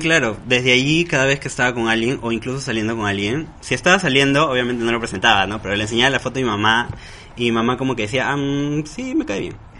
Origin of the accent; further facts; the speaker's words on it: Huaral, Lima, Peru; yo soy de Huaral, venía a Lima